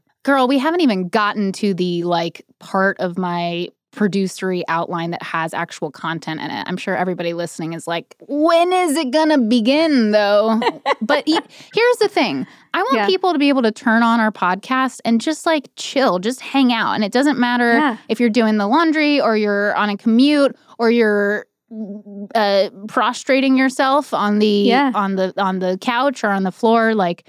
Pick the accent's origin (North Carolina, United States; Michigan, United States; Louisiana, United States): North Carolina, United States; But I grew up in North Carolina, and I think that's all.